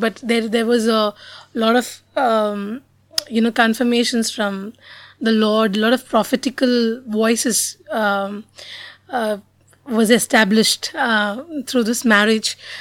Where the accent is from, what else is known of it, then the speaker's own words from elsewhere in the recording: Mumbai, Maharashtra, India; I was born and brought up in Bombay